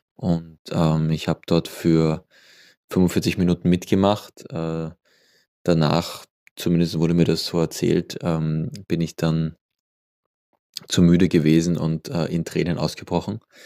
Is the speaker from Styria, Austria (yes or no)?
no; Vienna, Austria; also born or lived in Lower Austria / Barcelona; Ich bin in Wien geboren